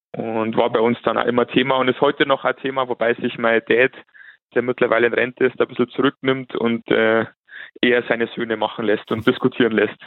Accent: Landshut, Bavaria, Germany; ich bin 34 Jahre alt, komme aus Landshut

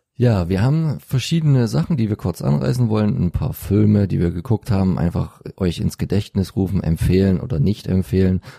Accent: Freital, Saxony, Germany; bei uns in Freital

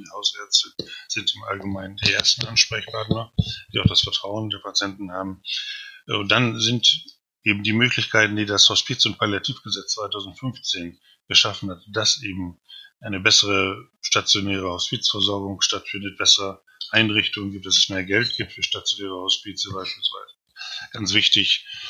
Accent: Osnabrück, Lower Saxony, Germany; now in Berlin, Germany; in meiner Heimatstadt Osnabrück

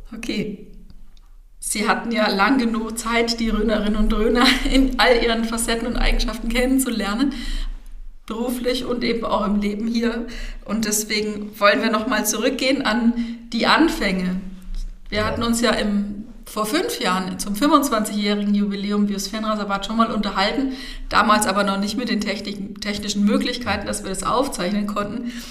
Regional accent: Bad Neustadt an der Saale, Bavaria, Germany; Ich bin in Bad Neustadt geboren und aufgewachsen

